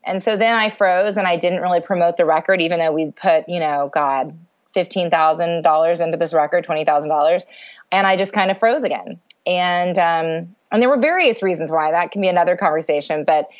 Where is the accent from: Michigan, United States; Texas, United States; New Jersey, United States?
Texas, United States; Dallas; moved away as an adult; now in Los Angeles, United States; So I grew up in Dallas, Texas. I went to Episcopal School of Dallas.